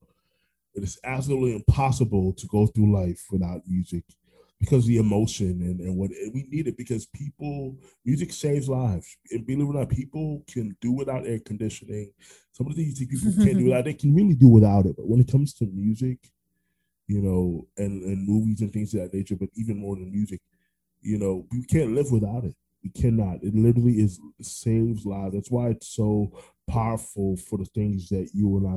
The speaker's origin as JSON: {"language": "English", "town": "Orlando", "region": "Florida", "country": "United States", "tie": "born or raised there", "also_born_or_lived": "New York", "said": "I was born in New York, raised in Orlando"}